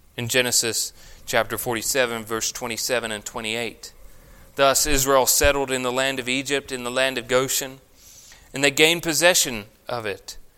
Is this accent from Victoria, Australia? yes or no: yes; Victoria, Australia; growing up in Australia, I went through one of the most severe droughts